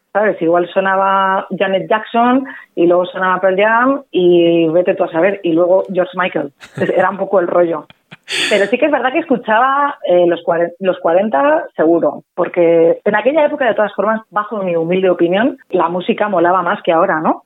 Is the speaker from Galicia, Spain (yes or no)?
no; Madrid, Community of Madrid, Spain; also born or lived in London; Soy española, ¿de dónde? ¿De Barcelona? pues no, soy de Madrid